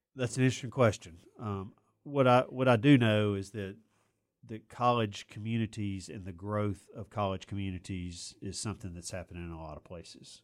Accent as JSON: {"language": "English", "town": "Auburn", "region": "Alabama", "country": "United States", "tie": "born or raised there", "said": "when I was growing up in Auburn"}